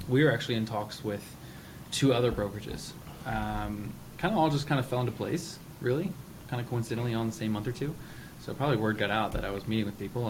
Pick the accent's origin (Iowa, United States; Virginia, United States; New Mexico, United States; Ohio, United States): Virginia, United States; Richmond; now in Washington DC metro area, United States; I'm actually from Richmond, Virginia